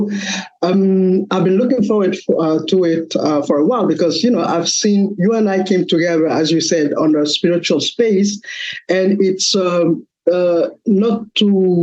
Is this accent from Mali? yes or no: yes; Mali; moved away as an adult; now in United States; I am originally from West Africa, Mali